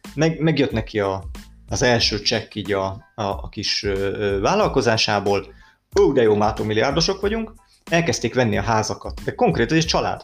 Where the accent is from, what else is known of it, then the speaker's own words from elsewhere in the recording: Hungary; én magyar vagyok